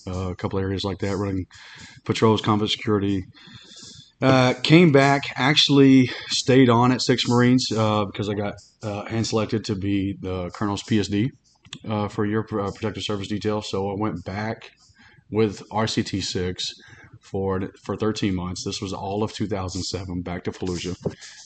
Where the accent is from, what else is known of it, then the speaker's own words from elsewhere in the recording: Alabama, United States; moved away as an adult; Grew up in a small town, Alabama